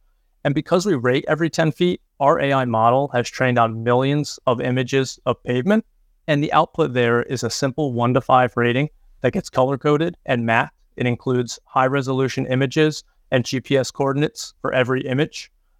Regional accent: Clinton, New Jersey, United States; also born or lived in New York / Pennsylvania / Ohio / Michigan; now in Greenville, United States; I'm originally from Clinton, New Jersey. I've lived in New York, Pennsylvania, Ohio, Michigan, Virginia, and now Greenville, South Carolina, where Michelin's North America headquarters are located.

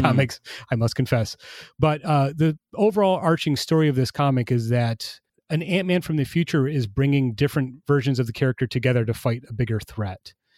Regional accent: Traverse City, Michigan, United States; my hometown of Traverse City, Michigan

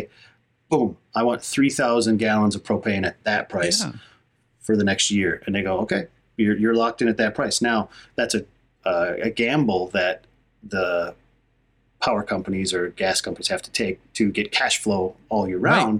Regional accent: Hayward, Wisconsin, United States; moved away; I'm in northern Wisconsin, back into my hometown here in Hayward.

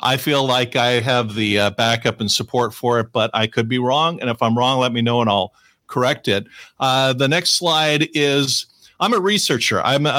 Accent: California, United States; I grew up here in Southern California where I am now

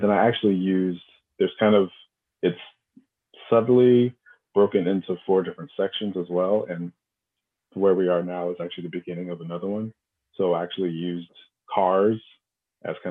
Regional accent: outside of Seattle, Washington, United States; moved away as an adult; also born or lived in Los Angeles, California; now in Brooklyn, United States; I was born in Los Angeles and I grew up outside of Seattle

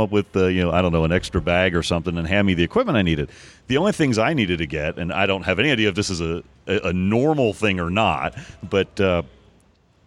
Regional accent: Oklahoma City, Oklahoma, United States; I'm from Oklahoma City

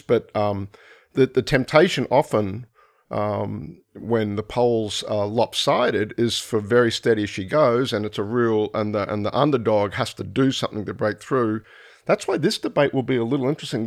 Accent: Brisbane, Queensland, Australia; moved away; I'm from Brisbane originally

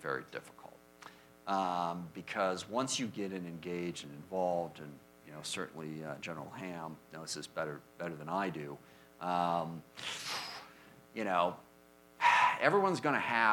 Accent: SeaTac, Washington, United States; I grew up in SeaTac in South King County

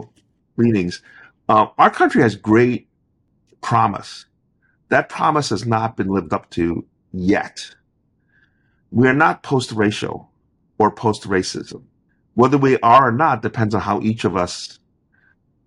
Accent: Monroeville, Pennsylvania, United States; I was born in Pittsburgh, Monroeville.

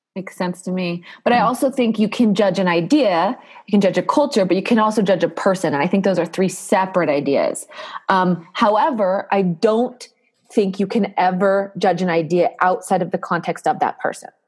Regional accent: United States; as a American

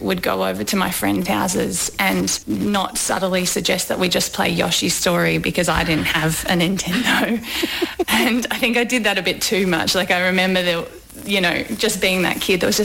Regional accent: Melbourne, Victoria, Australia; also born or lived in Ballarat; I grew up in Melbourne

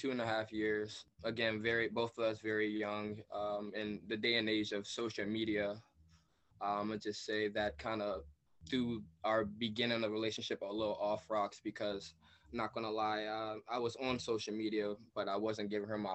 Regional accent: Maryland, United States; I'm from Maryland

